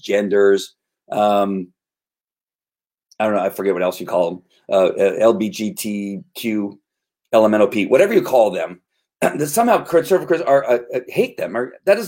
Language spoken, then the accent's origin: English; United States; I'm American